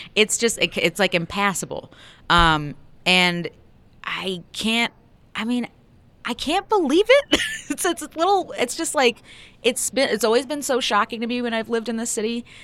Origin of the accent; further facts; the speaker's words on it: Buffalo, New York, United States; now in Denver, United States; I'm from Buffalo